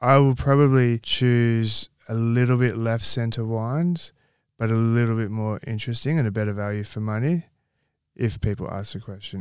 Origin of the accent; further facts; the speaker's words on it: Campbelltown, New South Wales, Australia; moved away as an adult; also born or lived in North Queensland; now in Western Australia, Australia; I grew up in Campbell Town.